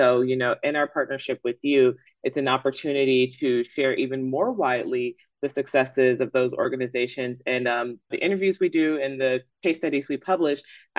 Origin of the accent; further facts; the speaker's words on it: Atlanta, Georgia, United States; this is my hometown newspaper. I am from Atlanta. I am an ATLian